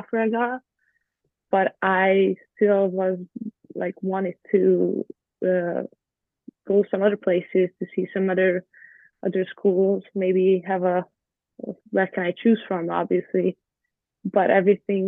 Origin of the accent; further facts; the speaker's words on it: Budapest, Hungary; English is a second language; moved away as an adult; now in United States; I grew up in Budapest, which is a city, but Hungary itself is not a big country